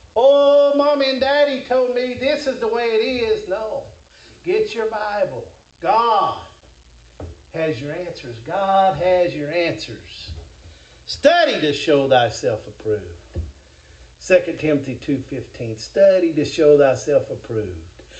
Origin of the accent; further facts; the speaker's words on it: Kentucky, United States; I'm from Kentucky